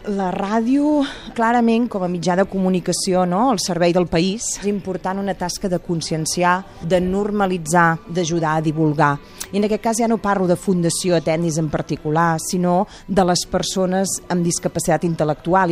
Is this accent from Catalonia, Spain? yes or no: yes; Gurb, Catalonia, Spain; jo treballo aquí, a Sabadell, però jo sóc de Visca Gurb, al costat de Vic